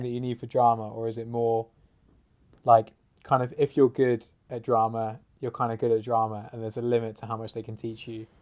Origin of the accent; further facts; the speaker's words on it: Oxford, South East England, United Kingdom; being from Oxford